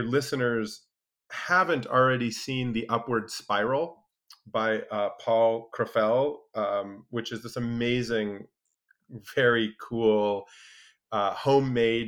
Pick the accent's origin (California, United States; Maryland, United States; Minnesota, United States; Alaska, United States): Alaska, United States; I grew up in Alaska, spent a lot of time outdoors